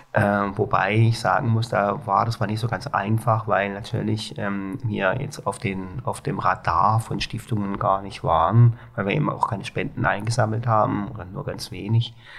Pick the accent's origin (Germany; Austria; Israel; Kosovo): Germany; Baden-Baden, Baden-Württemberg; accent: Baden (Alemannic); moved away as an adult; now in Hamburg, Germany; ich komme aus Baden-Baden.